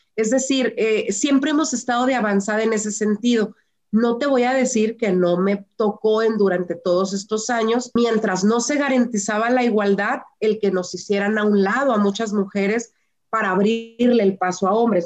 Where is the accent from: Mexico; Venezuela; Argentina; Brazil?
Mexico; Las mujeres somos el motor de México